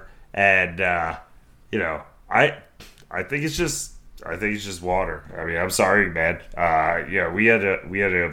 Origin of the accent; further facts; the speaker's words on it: New Jersey, United States; I'm from New Jersey